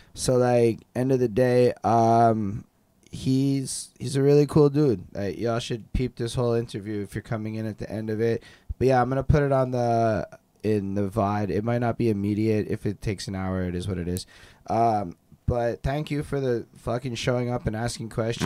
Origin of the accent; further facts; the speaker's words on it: Montreal, Quebec, Canada; we're all from Montreal. Both of us is from Montreal.